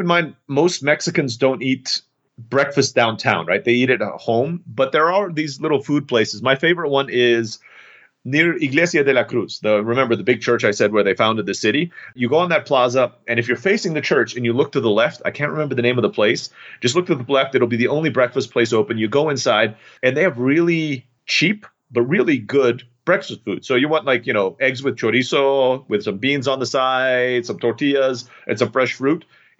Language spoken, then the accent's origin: English; Turkey; I grew up in Turkey and there's a place called Pamukkale